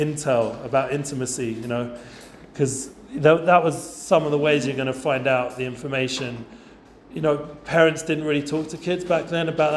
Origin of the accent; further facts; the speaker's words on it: London, United Kingdom; now in Efrat, Israel; growing up in Edgeware, since some of the guys know what that means, I was a bit of like a North London secular guy